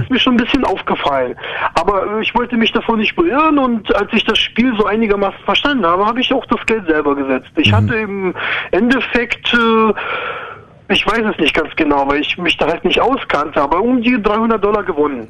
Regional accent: Ukraine; now in Germany; Also ich komme aus Ukraine ursprünglich. Ich bin schon seit ewig lange hier in Deutschland

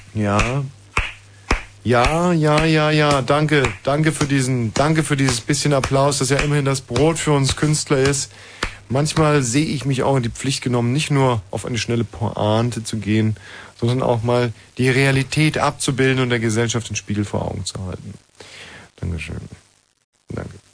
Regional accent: Bavaria, Germany; moved away as an adult; ich bin ja selber in Bayern aufgewachsen

